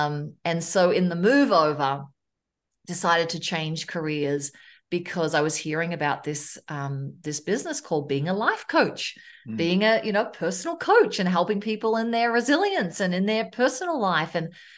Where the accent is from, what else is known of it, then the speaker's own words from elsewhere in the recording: Melbourne, Victoria, Australia; moved away as an adult; now in Loveland, United States; I was from Australia. I'm a Melbourne girl, Melbourne, Australia. I live in Loveland, Colorado right now. I came over in 2002